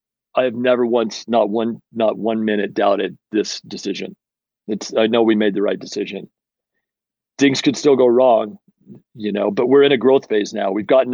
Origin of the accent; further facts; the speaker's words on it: Utah, United States; moved away as an adult; also born or lived in Portland; I grew up in Utah. I'm back in Utah